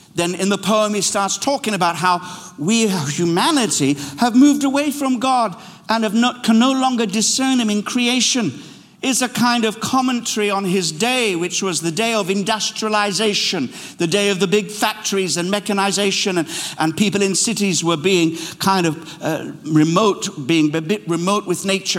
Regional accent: Kenya; now in London, United Kingdom; I led a mission team into my birthplace, Kenya

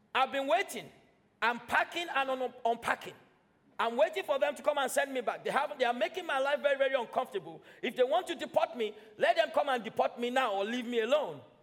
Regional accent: Nigeria; now in United Kingdom; I'm British now. I was born and raised in Nigeria

